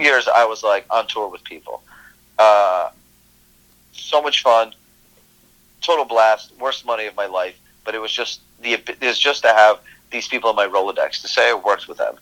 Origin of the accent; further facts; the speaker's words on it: New Jersey, United States; also born or lived in Moscow, Russia / Brooklyn, New York; grew up in Brooklyn for a few years, and my parents got like real jobs once they assimilated a little bit, learned the language, mm-hmm. and then I was raised in Jersey